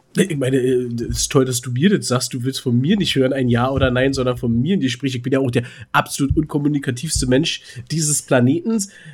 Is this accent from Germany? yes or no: yes; Berlin, Germany; bei uns in Berlin